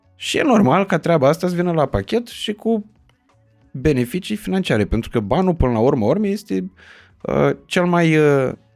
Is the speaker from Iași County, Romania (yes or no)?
yes; Iași, Iași County, Romania; eu sunt din Iași